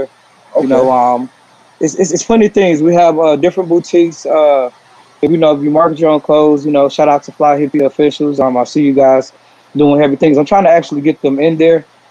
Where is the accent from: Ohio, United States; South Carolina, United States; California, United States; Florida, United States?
South Carolina, United States; now in Atlanta, United States; I'm originally from South Carolina, but Atlanta's definitely my second home. Been here since 05.